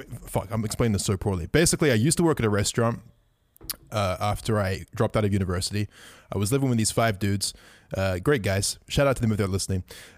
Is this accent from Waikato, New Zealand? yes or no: no; Auckland, New Zealand; moved away; I decided to move back to my hometown, Auckland, New Zealand.